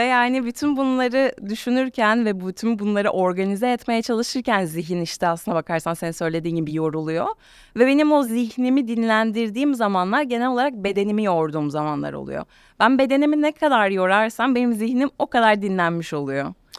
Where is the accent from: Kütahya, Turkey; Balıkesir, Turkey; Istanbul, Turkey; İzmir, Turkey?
İzmir, Turkey; İzmirliyim, Ege'de doğdum.